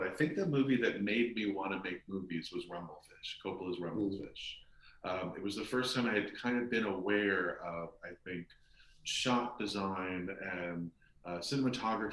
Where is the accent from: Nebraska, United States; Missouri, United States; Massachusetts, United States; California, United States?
California, United States; Los Angeles; I grew up in Hollywood, and we used to go down to Hollywood Boulevard and sneak into the movie theaters